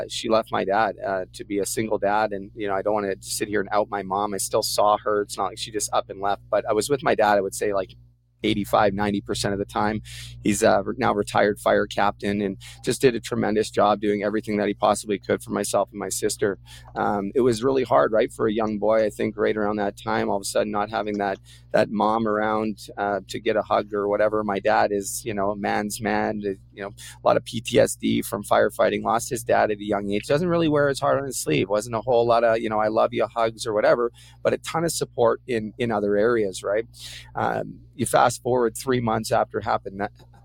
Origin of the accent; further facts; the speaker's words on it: Port Coquitlam, British Columbia, Canada; I'm originally from Port Coquitlam, British Columbia, hometown of the greatest Canadian of all time, Terry Fox